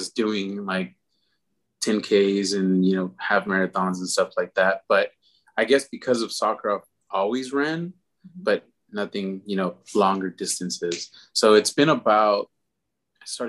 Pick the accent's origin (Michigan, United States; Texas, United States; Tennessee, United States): Texas, United States; Houston; Actually born and raised here in Houston. I grew up down in the Pasadena area.